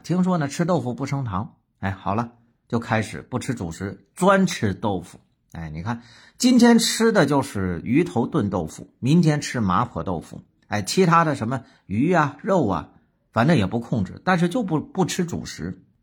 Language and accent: Chinese; Northeast China, China; 鱼头炖豆腐，哎，咱们东北的名菜